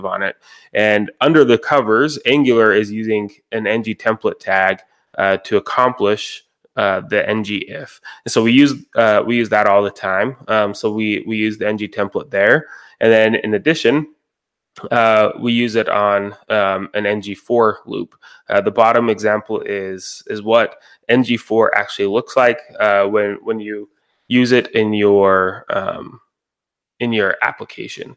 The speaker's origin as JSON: {"language": "English", "town": "Roy", "region": "Utah", "country": "United States", "said": "I'm from Roy, Utah. It's about a half hour north of Salt Lake City, Utah."}